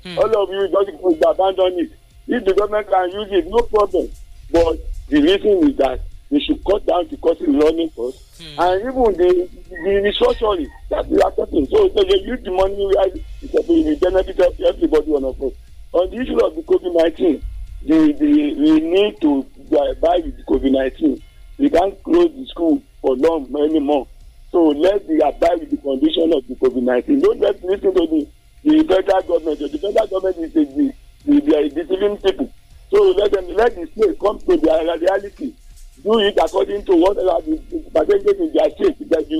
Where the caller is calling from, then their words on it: Nigeria; I'm calling from Olomoro.